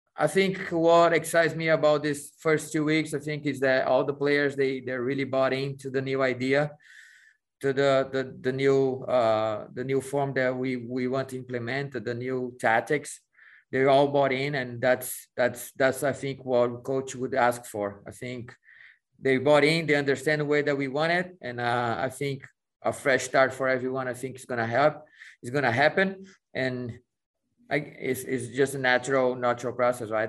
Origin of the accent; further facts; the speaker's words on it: São Paulo, Brazil; moved away as an adult; also born or lived in Mexico; now in United States; growing up in Brazil, leaving to go to Arsenal in Europe